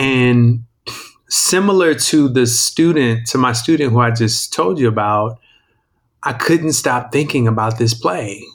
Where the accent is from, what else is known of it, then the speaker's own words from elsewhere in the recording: Indianapolis, Indiana, United States; I'm from Indianapolis, Indiana